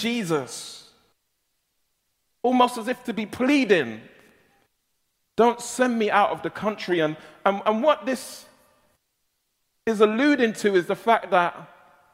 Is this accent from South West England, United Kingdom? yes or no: no; London, United Kingdom; I was born and raised in South London, and I'm given to colloquialisms